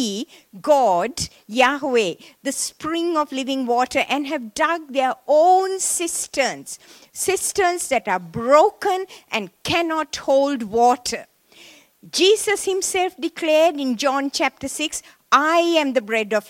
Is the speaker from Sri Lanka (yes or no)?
yes; Sri Lanka; moved away as an adult; I was born in Sri Lanka, in the tea plantations of Sri Lanka. And I went to a Methodist missionary school